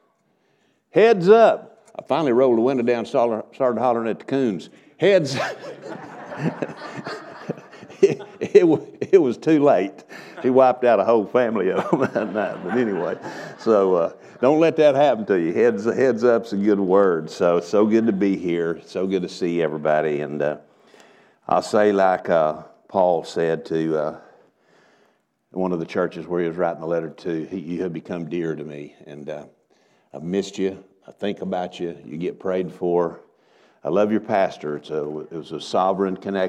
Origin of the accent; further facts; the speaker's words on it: Texas, United States; moved away as an adult; now in Oklahoma, United States; after we moved over into Oklahoma from where I grew up over in Texas